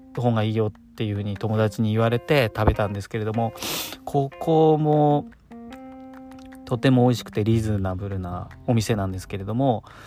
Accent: Kanto, Japan; 関東の僕

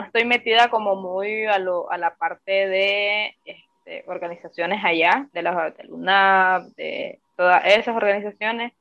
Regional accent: Nicaragua; moved away as an adult; now in Costa Rica; como joven nicaragüense, como mujer nicaragüense

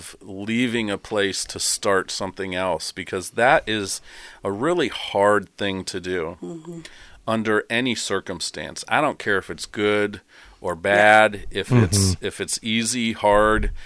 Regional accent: Terre Haute, Indiana, United States; moved away; I'm also from Terre Haute, Indiana.

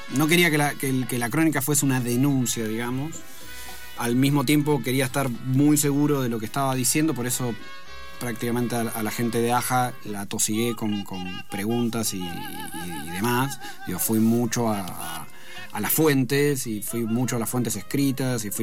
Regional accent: Argentina; si somos argentinos si vivimos en otro país

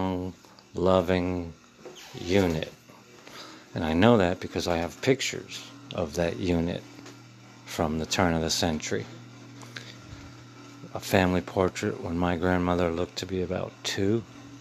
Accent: Middletown, United States; the racism I felt growing up in Middletown was from the adults and not the kids

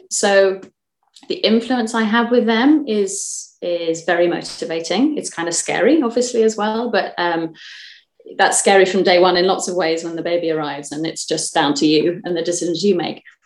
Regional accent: Kent, South East England, United Kingdom; now in Fife, United Kingdom; I'm from Kent originally

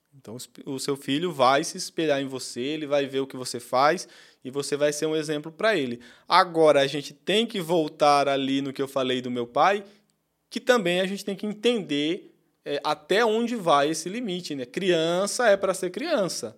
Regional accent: Pernambuco, Brazil; E eu sou pernambucano e cresci realmente nesse sistema aí que você falou. Em Pernambuco, onde eu cresci

